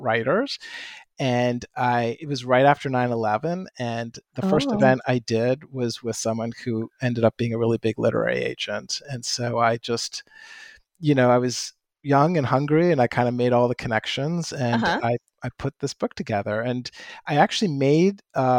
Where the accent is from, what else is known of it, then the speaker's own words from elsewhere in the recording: Canada; moved away; I grew up in Canada. In fact, I was just back there. And so if house and a boat come out as I talk, that's why